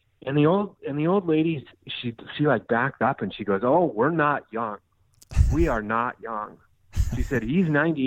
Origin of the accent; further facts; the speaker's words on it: Minnesota, United States; now in Scottsdale, United States; I grew up in Minnesota. I now live in Scottsdale, Arizona